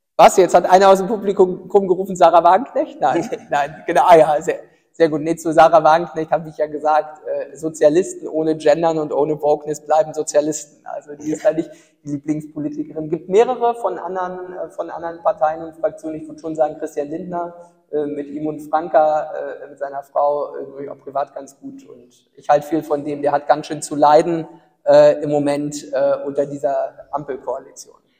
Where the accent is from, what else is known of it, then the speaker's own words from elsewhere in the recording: Ueckermünde, Mecklenburg-Vorpommern, Germany; also born or lived in Greifswald; Öckermünde, ja meine Heimatstadt.